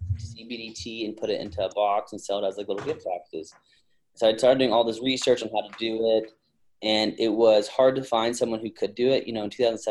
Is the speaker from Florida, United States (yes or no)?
no; Westlake Village, California, United States; I was born and raised in California